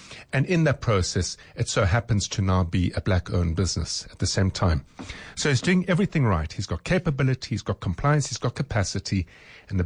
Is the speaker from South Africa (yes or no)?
yes; South Africa; as a retailer, as a South African